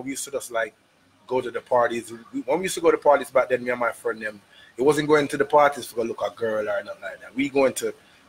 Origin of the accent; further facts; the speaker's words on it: New York City, New York, United States; moved away; also born or lived in Jamaica; I'm from Brooklyn, so, you know. Born in Brooklyn, that we should be exact.